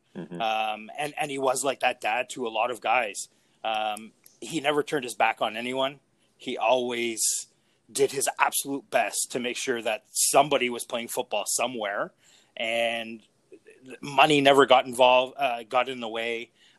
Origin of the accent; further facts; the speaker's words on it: Greenfield Park, Quebec, Canada; growing up in Griffith Park, it was great because we had that sense of community